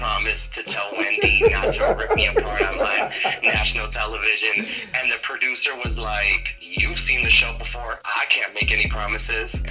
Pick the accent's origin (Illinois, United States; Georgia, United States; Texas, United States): Illinois, United States; Chicago; I'm from Chicago